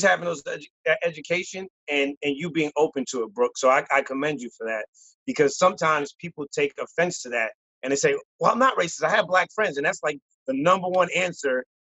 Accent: United States; But I was born here

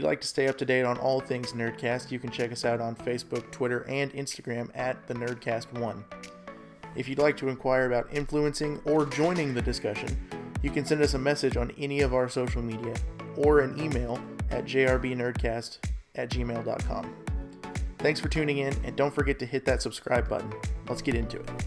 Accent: the South, United States; I am from the South

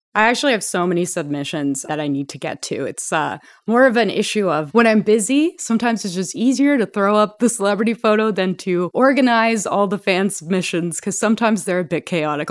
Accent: Canada; I'm Canadian

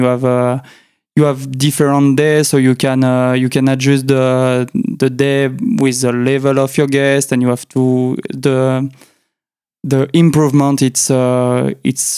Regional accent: Chambéry, Auvergne-Rhône-Alpes, France; accent: French; English is a second language; I was born in Chambéry, so it's the capital of the Savoie, French department in the French Alps

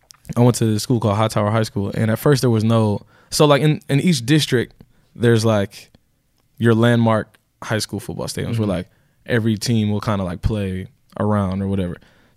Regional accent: Houston, Texas, United States; In Texas. In Houston.

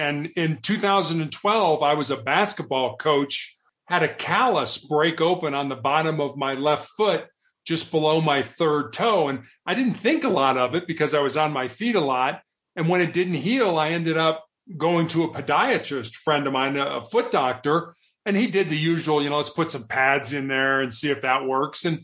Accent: Chicago, Illinois, United States; also born or lived in Charleston, South Carolina / Santa Barbara, California / Houston, Texas; now in Denver, United States; I grew up in Chicago, Illinois

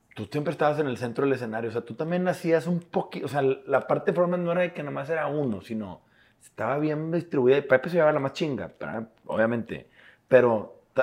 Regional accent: Monterrey, Nuevo León, Mexico; somos regios

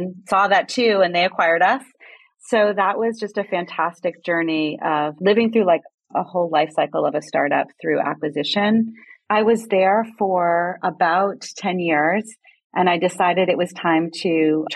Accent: New England, United States; moved away as an adult; now in Bay Area, United States; I grew up in New England and made my way out to California in my early 20s

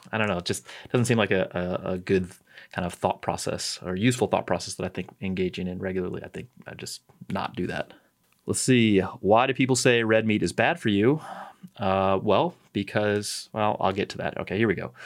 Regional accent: St. Louis, Missouri, United States; moved away; I'm from St. Louis

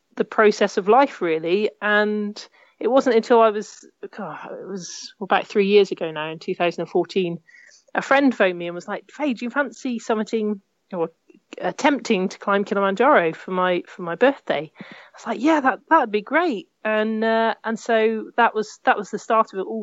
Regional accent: Cornwall, South West England, United Kingdom; I grew up in Cornwall

